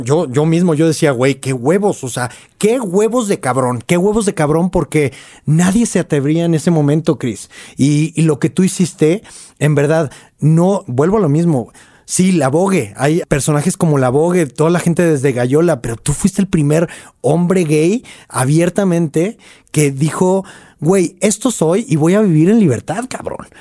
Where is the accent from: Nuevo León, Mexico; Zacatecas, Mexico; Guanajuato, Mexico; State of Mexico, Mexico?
Nuevo León, Mexico; Monterrey; moved away as an adult; now in Mexico City, Mexico; todavía vivía en Monterrey